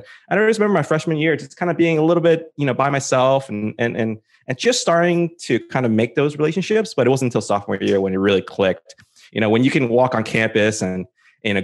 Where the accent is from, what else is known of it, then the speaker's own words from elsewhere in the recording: Coral Springs, Florida, United States; And, you know, I'm originally from the South Florida area. So shout out to any alumni in the Coral Springs, Fort Lauderdale, you know, Deerfield Beach, Pompano area. Kind of grew up and went to school there.